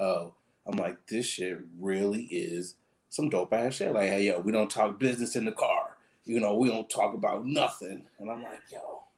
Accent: Michigan, United States; I am from Michigan

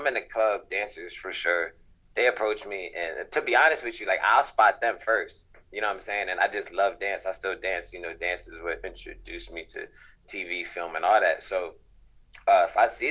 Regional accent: East Coast, United States; now in Los Angeles, United States; I'm from the East Coast

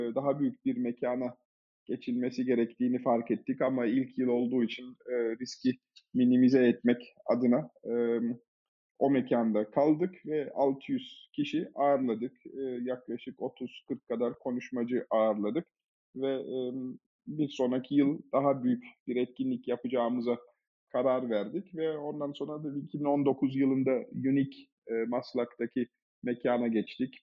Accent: Germany; moved away as an adult; also born or lived in Munich, Germany; now in Turkey; Ben e, Almanya'da doğdum, büyüdüm. 23-24 e, yaşındayken Türkiye'ye geldim.

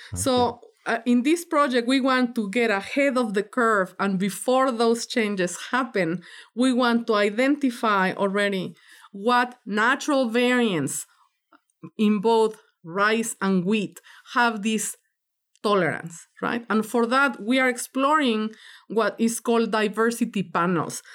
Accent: Mexico; now in United States; I'm from Mexico

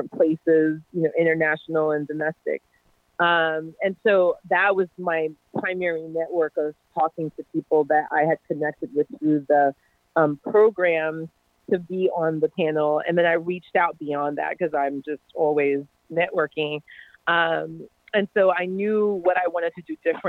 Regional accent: New York City, New York, United States; I'm from New York City. So New York City is incredibly diverse

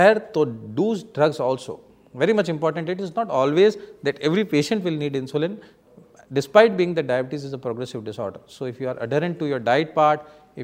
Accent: India; Being an Indian phenotypic Asian people

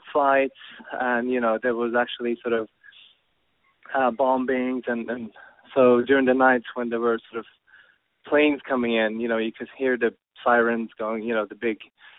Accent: Tehran, Tehran Province, Iran; born there; I was born in Tehran with my family living there.

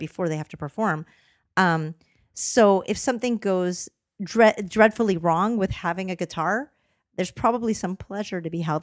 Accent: Canada; moved away; I grew up in Canada

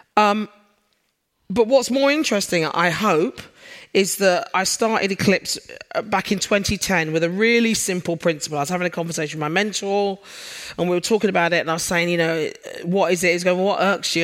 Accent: London, United Kingdom; now in Sheffield, United Kingdom; for those of you who are familiar with the accent, I'm a Londoner. I moved up north.

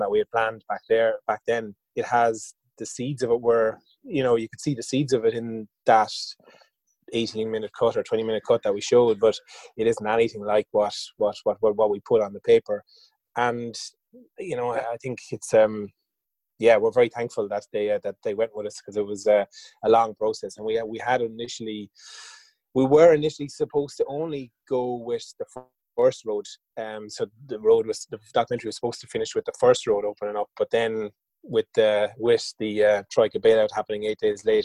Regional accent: Waterford, Munster, Ireland; I'm from Waterford originally

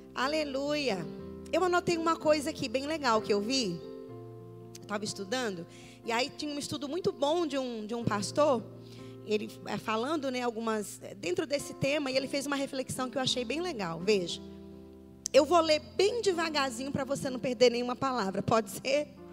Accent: Aracaju, Sergipe, Brazil; sou de Aracaju

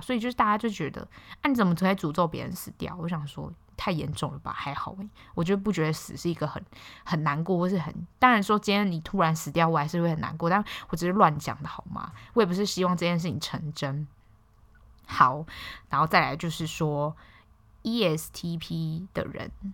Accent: Hualien, Hualien County, Taiwan; “啊，你哪里人？”我说：“花莲人啊。”

